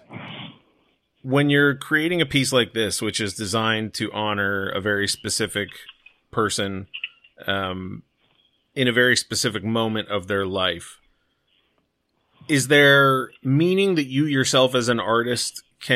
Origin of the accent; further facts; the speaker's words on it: Southern California, United States; also born or lived in Canada; I was born in Canada, but grew up in Southern California